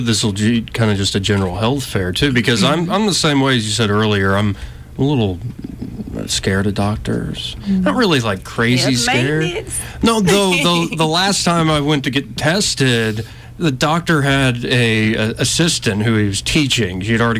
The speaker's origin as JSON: {"language": "English", "town": "Montgomery", "region": "Alabama", "country": "United States", "tie": "born or raised there", "said": "growing up in Montgomery, being born and raised from here"}